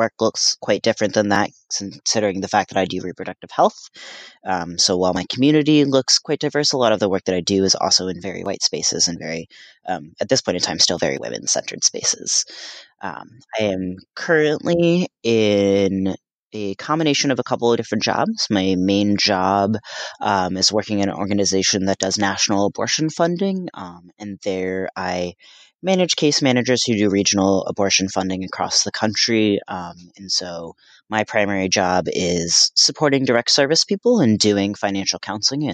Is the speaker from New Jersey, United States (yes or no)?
yes; New Jersey, United States; also born or lived in Paraguay; now in Boston, United States; I consider myself from Paraguay, although I was raised in New Jersey